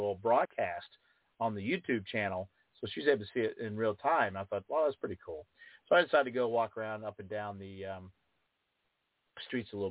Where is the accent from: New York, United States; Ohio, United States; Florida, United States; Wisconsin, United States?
Ohio, United States; This is my country. This is my home state. This is where my blood is. And my family has bled here for many, many generations.